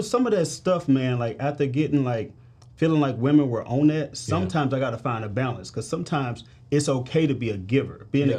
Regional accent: St. Louis, Missouri, United States; So I'm from St. Louis, Missouri, bro.

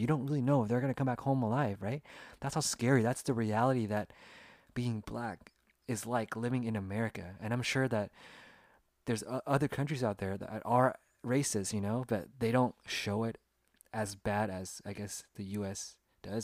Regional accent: Sacramento, California, United States; I was born and raised in Sacramento, California, in the United States, and I grew up here

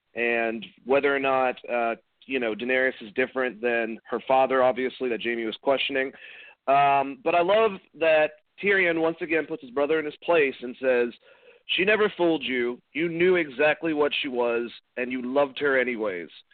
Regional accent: Boston, Massachusetts, United States; I'm from Boston

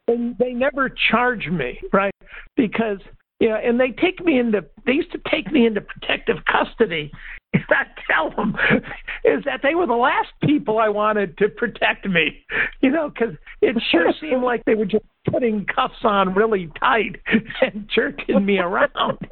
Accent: Detroit, Michigan, United States; moved away; I'm originally from Detroit

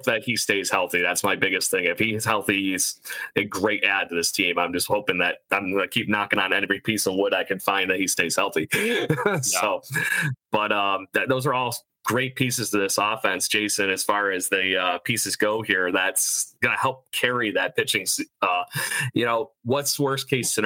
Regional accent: Rochester, New York, United States; here in my hometown.

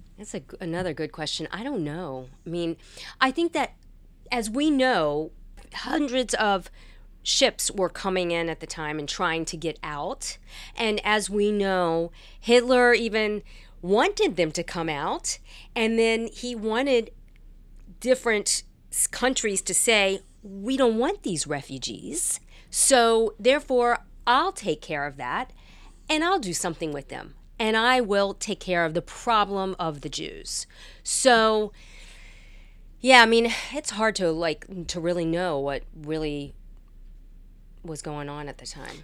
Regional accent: Hampton Roads, Virginia, United States; born or raised there; moved away as an adult; now in Washington, D.C., United States

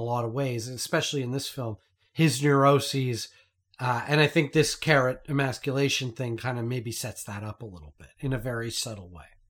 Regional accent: Canada; as a Canadian

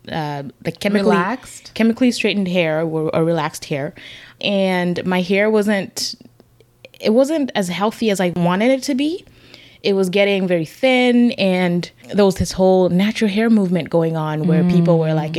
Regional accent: Zambia; growing up in Zambia as a student

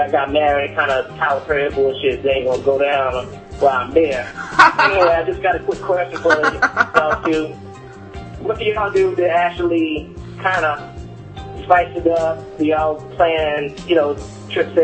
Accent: Miami, Florida, United States; I'm from Miami

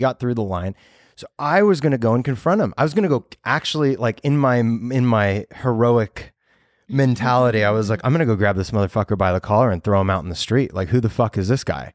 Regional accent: Los Angeles, California, United States; I know all of Los Angeles because growing up here

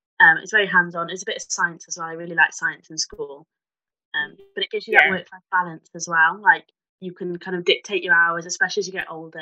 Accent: Cardiff, Wales, United Kingdom; I'm from Cardiff originally

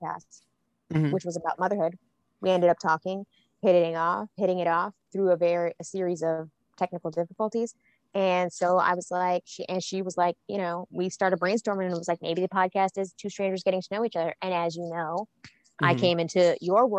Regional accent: Florida, United States; I'm from Florida too

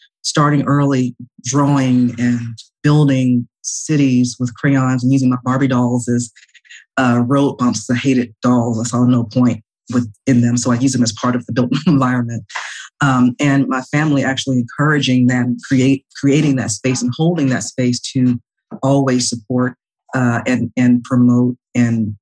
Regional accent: Atlanta, Georgia, United States; originally I'm from Atlanta, born and raised in Atlanta, Georgia, Southwest, call it SWAT, Southwest Atlanta Too Strong

